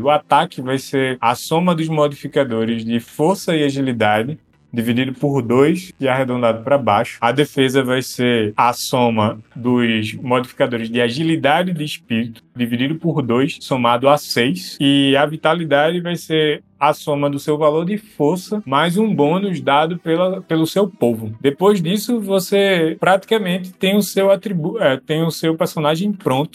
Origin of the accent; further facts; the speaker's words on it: Recife metropolitan region, Pernambuco, Brazil; Eu sou da região metropolitana do Recife.